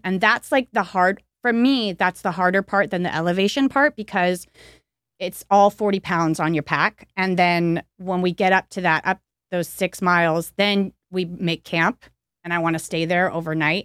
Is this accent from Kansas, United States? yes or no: no; Santa Clarita, California, United States; now in Hollywood, United States; I grew up in Canyon Country